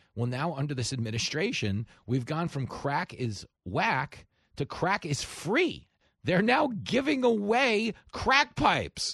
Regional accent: New York, United States; I grew up in New York

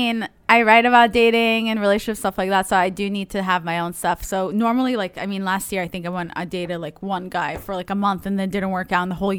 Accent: Israel; But I grew up in Israel, so it was really hot. So I don't know why I can stand this weather, but I do enjoy it.

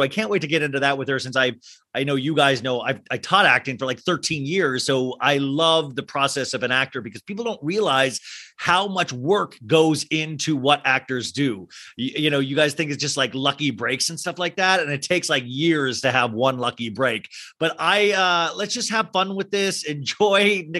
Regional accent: Kansas, United States; now in Los Angeles, United States; I mean, I came from Kansas, I remember, and I used to dream about

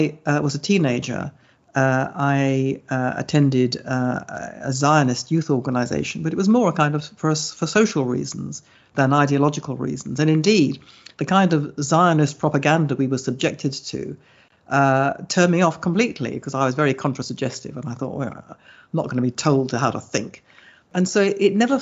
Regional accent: London, United Kingdom; moved away as an adult; now in Jerusalem, Israel; I was born and bred in Hammersmith in West London.

